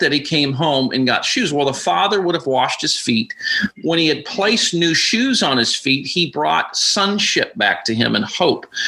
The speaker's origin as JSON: {"language": "English", "region": "Alaska", "country": "United States", "tie": "born or raised there", "moved": "as an adult", "said": "I was born and raised in Alaska."}